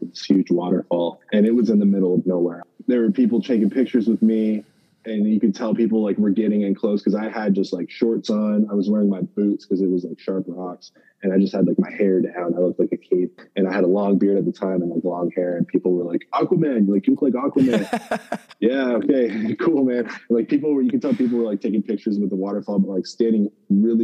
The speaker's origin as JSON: {"language": "English", "country": "Canada", "said": "I'm in the NFL, and I'm Canadian"}